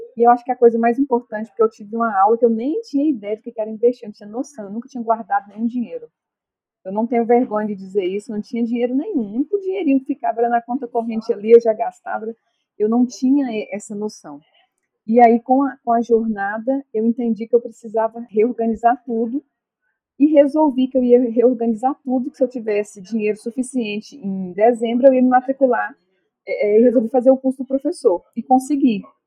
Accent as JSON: {"language": "Portuguese", "town": "Bonfinópolis de Minas", "region": "Minas Gerais", "country": "Brazil", "said": "eu sou de Bonfinópolis de Minas"}